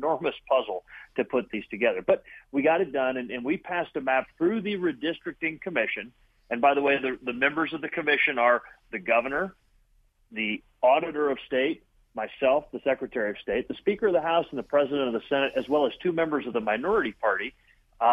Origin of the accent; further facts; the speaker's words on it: Summit County, Ohio, United States; So I'm from Summit County.